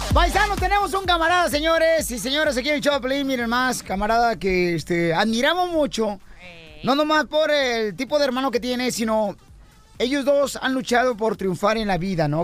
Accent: Jalisco, Mexico; Jalisco, en mi pueblo natal, yo fui director de cine

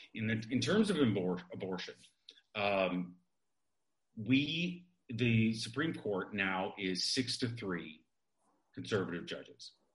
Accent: Midwest, United States; moved away; I grew up in the Midwest.

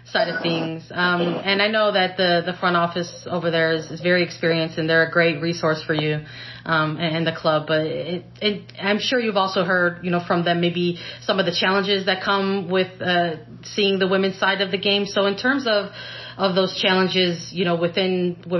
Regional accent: Chicago, Illinois, United States; my hometown

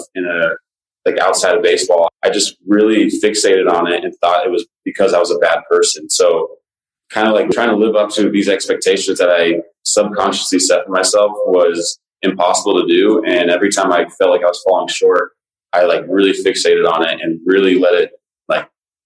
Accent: Las Vegas, Nevada, United States; Growing up in the Vegas area

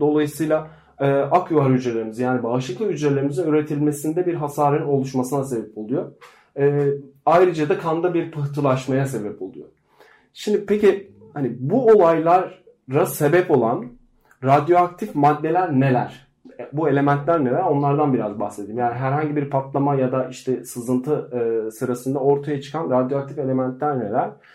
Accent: Black Sea Region, Turkey

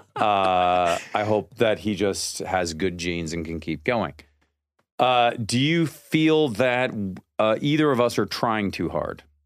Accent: Seattle, Washington, United States; I grew up in Seattle, and I went to the University of Washington

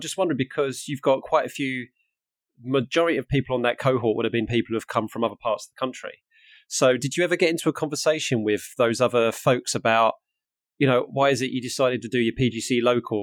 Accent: Harlow, East of England, United Kingdom; now in Norfolk, United Kingdom; I'm from Harlow in Essex, which is not too far away from Broxbourne

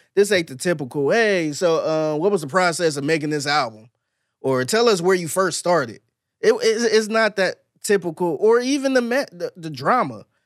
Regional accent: Cleveland, Ohio, United States; now in Houston, United States; I'm from Cleveland

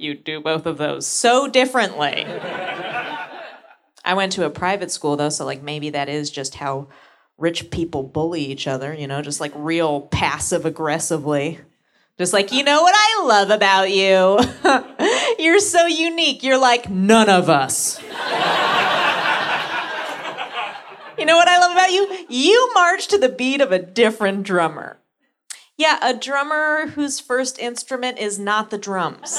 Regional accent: San Francisco, California, United States; I'm from San Francisco

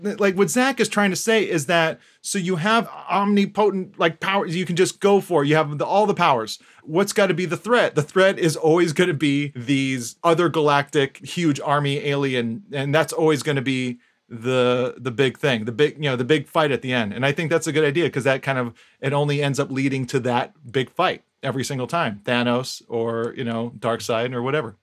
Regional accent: Hawaii, United States; growing up in Hawaii

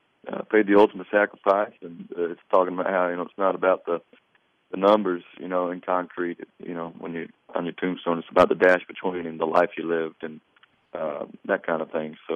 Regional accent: North Carolina, United States; I'm from North Carolina

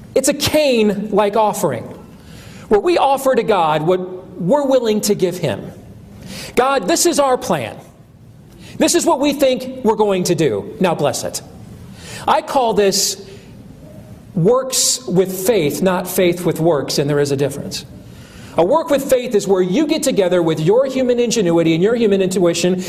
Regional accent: Iowa, United States; a congressman in my home state, Steve King

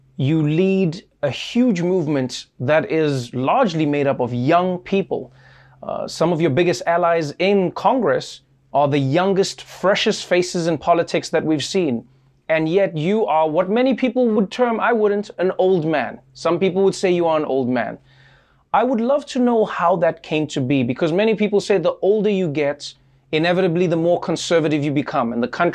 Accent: South Africa; as a South African

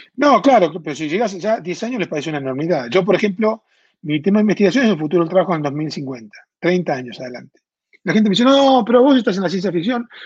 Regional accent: Argentina; moved away as an adult; now in Mexico; En Argentina, de donde yo vengo, pues yo vivo hace 20 años en México, porque yo soy argentino

